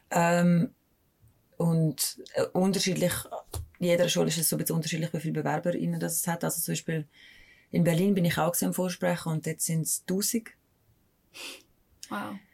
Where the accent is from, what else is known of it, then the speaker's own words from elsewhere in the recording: Mels, St. Gallen, Switzerland; ja, also ich bin nur in Mels aufgewachsen, mhm. ähm, in St. Gallen.